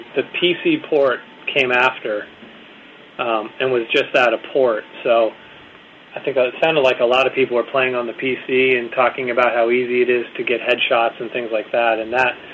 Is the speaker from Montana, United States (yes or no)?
yes; near Montana, United States; moved away; on the Missouri River, 30 miles from my hometown